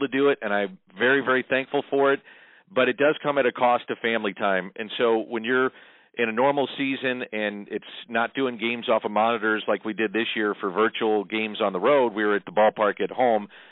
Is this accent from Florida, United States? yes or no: no; St. Louis, Missouri, United States; I grew up in South St. Louis, as you know, not too far from you